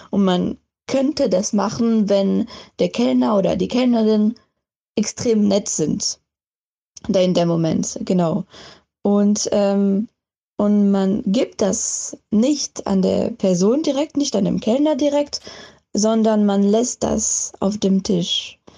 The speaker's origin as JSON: {"language": "German", "country": "France", "tie": "born or raised there", "said": "ich komme ursprünglich aus Frankreich. Ich bin auch da aufgewachsen"}